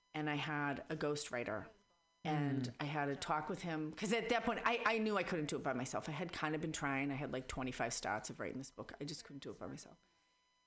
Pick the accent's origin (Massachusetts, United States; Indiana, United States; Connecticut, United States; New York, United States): Massachusetts, United States; Boston; accent: Boston; now in San Francisco Bay Area, United States; I was raised in Boston